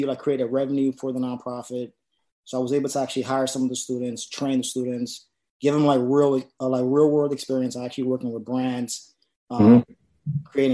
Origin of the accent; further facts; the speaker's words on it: New York City, New York, United States; I'm a producer from the South Bronx. I've been living in the Bronx my entire life.